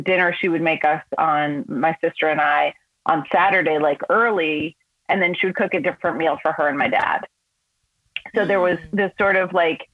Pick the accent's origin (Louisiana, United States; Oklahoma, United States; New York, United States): New York, United States; also born or lived in Los Angeles, California; I was born in Los Angeles. And then my parents moved back and forth from New York to Los Angeles, like always for work a couple of times before I was 8. And when I was 8 years old, we moved back to New York, like for good.